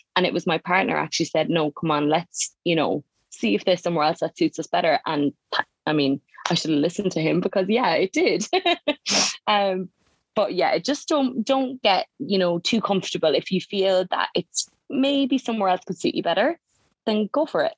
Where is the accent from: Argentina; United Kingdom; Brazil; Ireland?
Ireland; Mallow, Munster; moved away as an adult; now in Melbourne, Australia; I'm from a small little town called Mallow in County Cork, which is in the south of Ireland